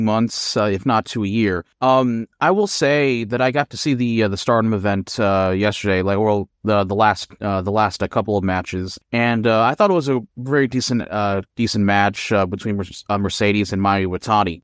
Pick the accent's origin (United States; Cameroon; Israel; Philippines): Philippines; moved away; in my home country of the Philippines